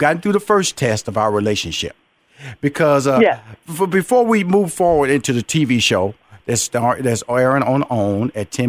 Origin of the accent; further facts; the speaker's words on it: Houston, Texas, United States; I come from Fifth Ward, Texas, so we're gonna compare tough.